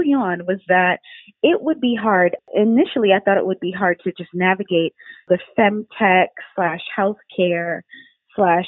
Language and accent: English; New York City, New York, United States; moved away; also born or lived in Maryland; I come from New York, Brooklyn, New York. By way of Maryland